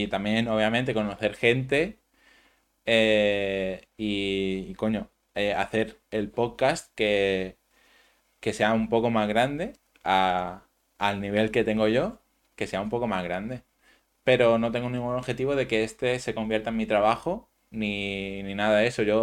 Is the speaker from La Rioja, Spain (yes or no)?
no; Manacor, Balearic Islands, Spain; Yo soy de Manacor.